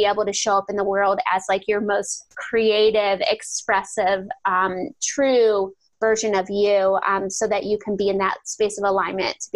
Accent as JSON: {"language": "English", "region": "Ohio", "country": "United States", "tie": "born or raised there", "said": "I'm from Ohio, and I live about 10 minutes out of the town I grew up"}